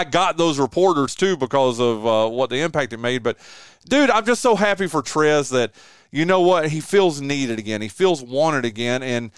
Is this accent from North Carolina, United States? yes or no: yes; Elkin, North Carolina, United States; born or raised there; moved away as an adult